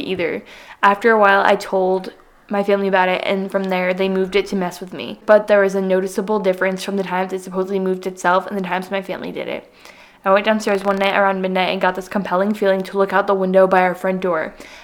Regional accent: Southwest Connecticut, United States; I am from Southwest Connecticut

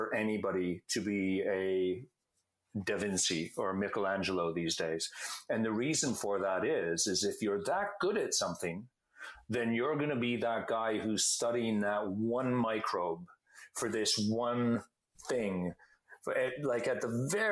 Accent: Canada; I'm a Canadian

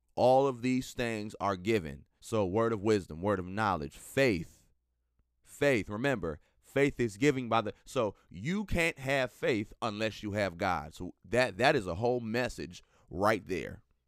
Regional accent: Minnesota, United States; coming to you live and direct from the great state of Minnesota, my home state

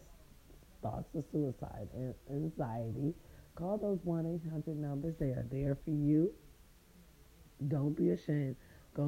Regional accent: Raytown, Missouri, United States; now in California, United States; my little Raytown people

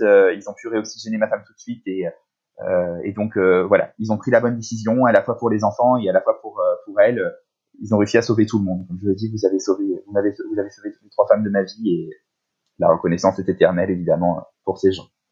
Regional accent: La Baule, Pays de la Loire, France; now in Paris, France; on habite Paris, mais on était confinés euh, dans ma région natale, à La Baule

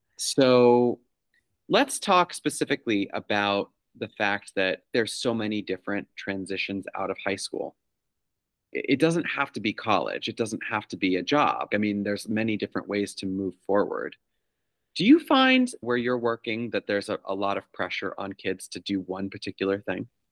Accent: New York, United States; now in Massachusetts, United States; I grew up in New York

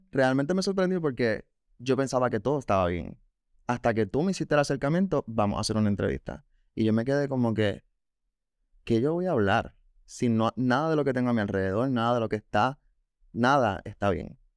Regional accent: Canóvanas, Puerto Rico; Yo de Canóvanas.

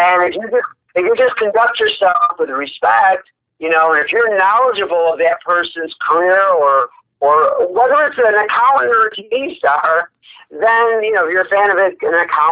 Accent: Rochester, New York, United States; moved away as an adult; also born or lived in Los Angeles; Nazareth College in Rochester, New York, my hometown

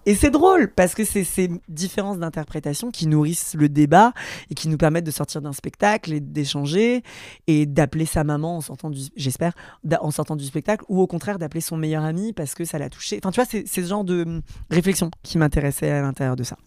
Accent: France; j'ai grandi derrière la Cité Jardin

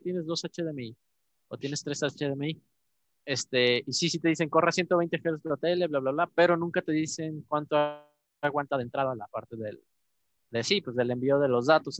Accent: Mexico; yo como mexicano

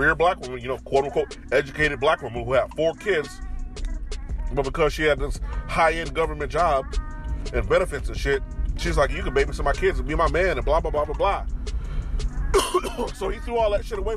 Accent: Chicago, Illinois, United States; moved away; walking around Chicago, which I'm my hometown

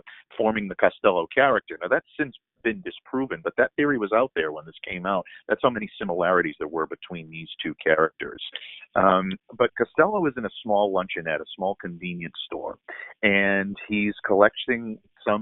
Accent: Providence, Rhode Island, United States; my hometown in Providence, Rhode Island

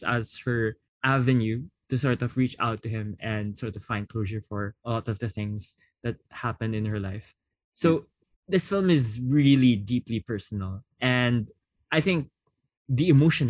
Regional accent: Philippines; as a Filipino

